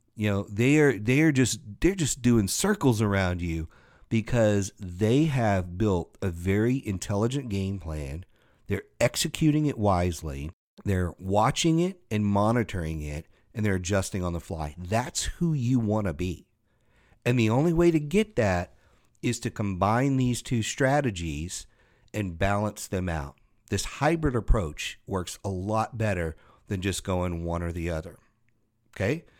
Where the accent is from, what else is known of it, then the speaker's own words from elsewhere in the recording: Louisiana, United States; I grew up in Louisiana